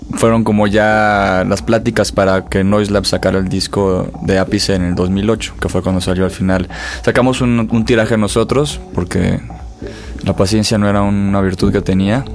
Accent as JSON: {"language": "Spanish", "town": "Acapulco", "region": "Guerrero", "country": "Mexico", "also_born_or_lived": "Monterrey", "moved": "yes", "said": "Soy de Acapulco, pero estaba viviendo allá."}